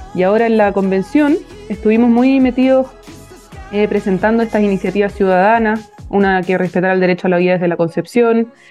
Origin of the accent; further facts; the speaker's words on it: Viña del Mar, Valparaíso, Chile; moved away as an adult; now in Santiago, Chile; soy de Viña del Mar, partir por ahí, estudié en un, colegio